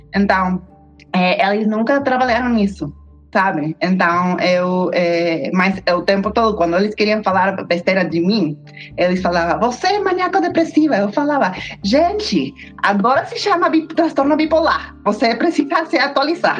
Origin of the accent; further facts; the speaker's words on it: Mexico; Portuguese is a second language; also born or lived in United States; eu sou uma mexicana-americana historiadora da arte